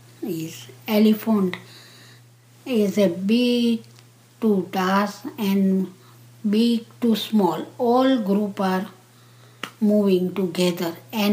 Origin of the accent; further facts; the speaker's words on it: Nairobi, Kenya; I was born in Nairobi, Kenya, in East Africa in 1950.